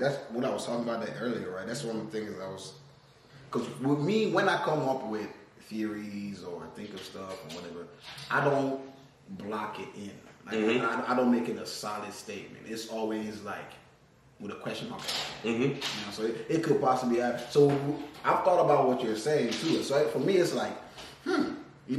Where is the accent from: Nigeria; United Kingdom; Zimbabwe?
Nigeria; also born or lived in Tennessee; now in California, United States; I'm from Nigeria